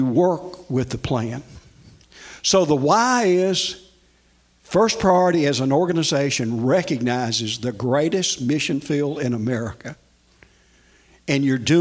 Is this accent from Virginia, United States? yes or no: no; Nashville, Tennessee, United States; I grew up in Nashville, and oh, by the way, I'm a Tennessean.